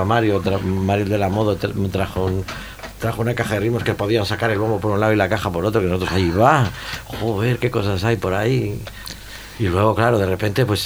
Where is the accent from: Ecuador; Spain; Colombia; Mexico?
Spain; Vigo, Galicia; yo soy de Vigo